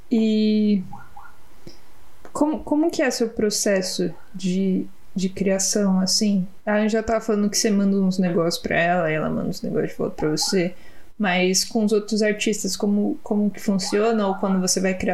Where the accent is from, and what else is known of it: São Bernardo do Campo, São Paulo, Brazil